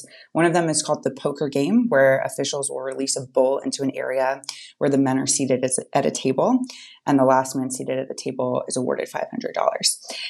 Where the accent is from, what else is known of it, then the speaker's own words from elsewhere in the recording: the South, United States; I'm from the South.